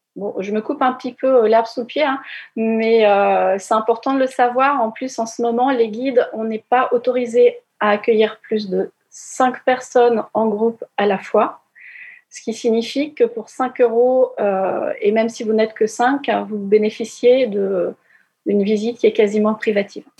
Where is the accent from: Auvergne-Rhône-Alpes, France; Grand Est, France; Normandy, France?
Normandy, France; quand on est normand